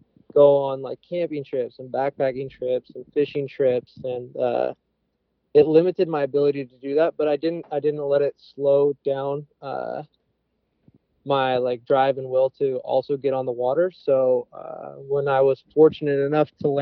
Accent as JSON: {"language": "English", "region": "Pacific Northwest", "country": "United States", "tie": "born or raised there", "said": "born and raised in the Pacific Northwest"}